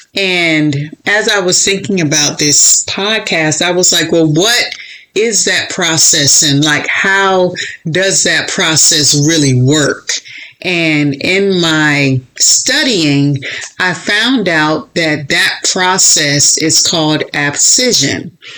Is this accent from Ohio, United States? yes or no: no; Florida, United States; moved away; also born or lived in Chicago; I was born and raised in Florida